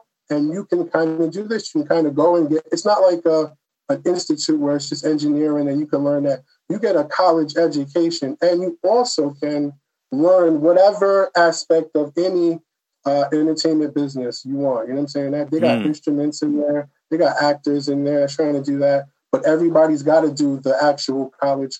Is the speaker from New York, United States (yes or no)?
yes; Long Island, New York, United States; also born or lived in Atlanta; I'm from Long Island. I live not too far away